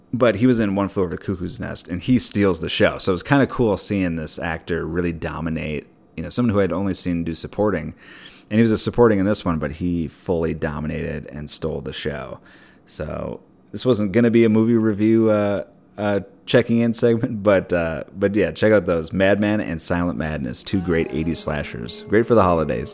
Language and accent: English; Minneapolis, Minnesota, United States; moved away; also born or lived in Pasadena; I worked at a liquor store growing up in Minneapolis